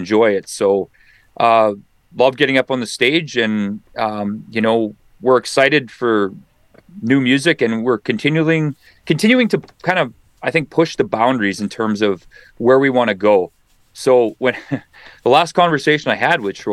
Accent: near Dauphin, Manitoba, Canada; I grew up right close to Dauphin

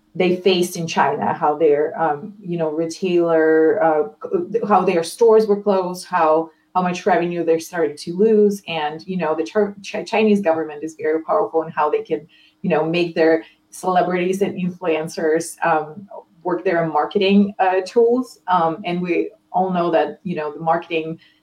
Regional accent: Ukraine; I'm, I'm not American. Yeah, I, am Ukrainian

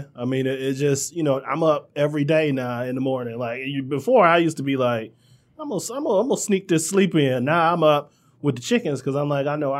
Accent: Oak Park, Michigan, United States; also born or lived in Detroit west side; I spent almost all my life right here in Oak Park, like between you know, like between here and like half a mile down the road, man. That was, you know, sort of where I came up.

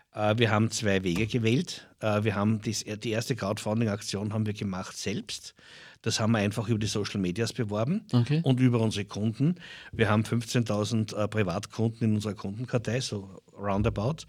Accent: Dirndltal, Lower Austria, Austria; ist meine Heimat. Ich möchte meiner Heimat auch ein bisschen was zurückgeben. Äh, das Dirndltal verkauft sich teilweise weit unter seinem Wert. Wir leben in einer wunderschönen Region

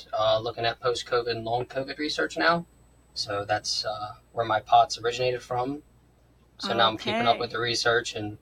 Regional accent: Cincinnati, Ohio, United States; I was born and raised in Cincinnati, Ohio. I do still live here

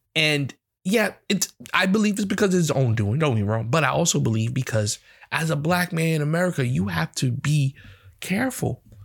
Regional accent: New York, United States; I'm from New York myself

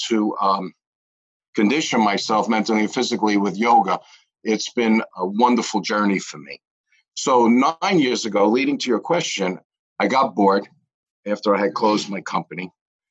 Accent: New York City, New York, United States; I'm born and raised in the Bronx, so I'm a city boy

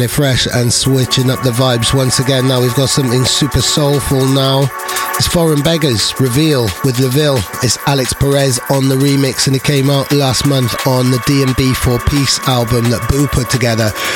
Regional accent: Wales, United Kingdom; I, I, don't actually speak Welsh, I just love being Welsh

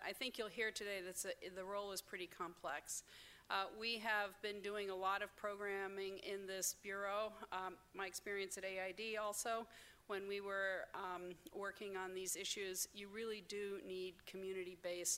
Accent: Chicago, Illinois, United States; moved away as an adult; now in Washington, D.C., United States; I'm from Chicago

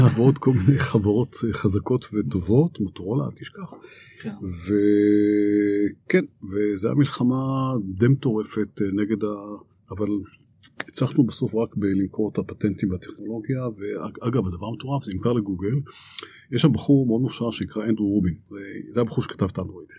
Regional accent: Ramat Gan, Tel Aviv District, Israel; אני ישראלי, נורמלי, רגיל, רמת גן

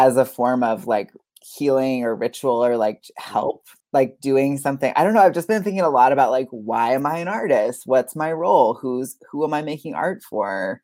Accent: Seattle, Washington, United States; I was born in Seattle, which is where I am right now

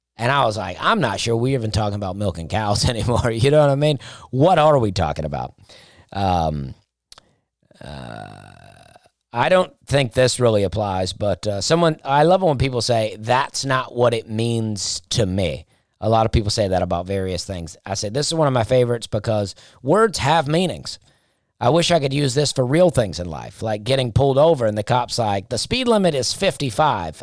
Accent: Opelika, Alabama, United States; moved away as an adult; also born or lived in Charleston; now in Nashville, United States; I grew up in Alabama

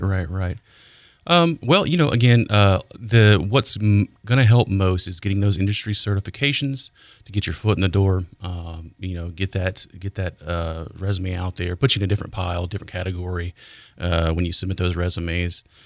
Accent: Nashville, Tennessee, United States; moved away as an adult; now in Pensacola, United States; I'm from Nashville

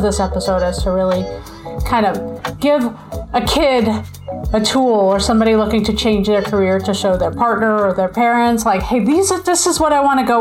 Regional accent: Long Island, New York, United States; accent: Long Island; I'm from Long Island

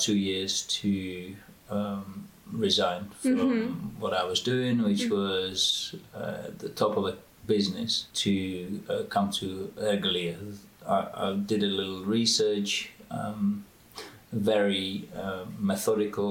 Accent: Czechia; born or raised there; moved away as an adult; also born or lived in United States / Oxford, England / London, England / Boston, United States

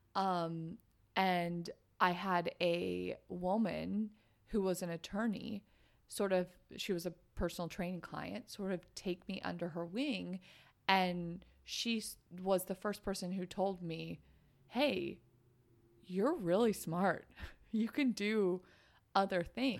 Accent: Midwest, United States; I grew up in the Midwest

